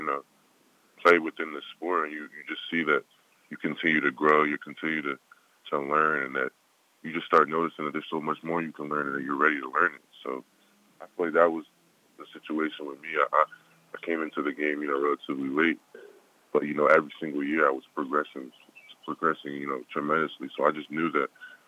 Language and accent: English; United States; I was born here